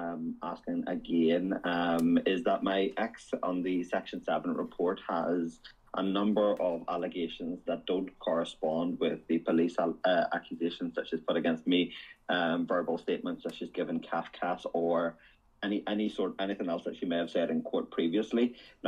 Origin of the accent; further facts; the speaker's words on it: Northern Ireland, United Kingdom; moved away; I'm from Northern Ireland, so I want to be able to bring my daughter over here to meet my side of the family as well.